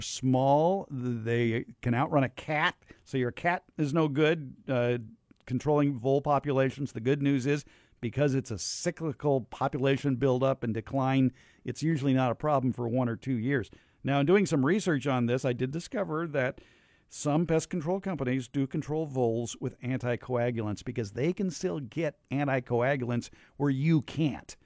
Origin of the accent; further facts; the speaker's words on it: Los Angeles, California, United States; I grew up here